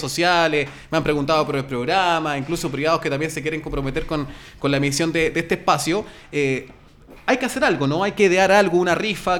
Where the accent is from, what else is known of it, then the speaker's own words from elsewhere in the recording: Santiago, Santiago Metropolitan Region, Chile; Somos santiaguinos